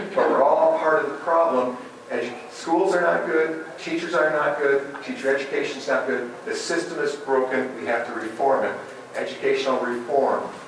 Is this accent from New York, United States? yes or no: no; West Michigan, United States; moved away; also born or lived in Canada; I grew up in West Michigan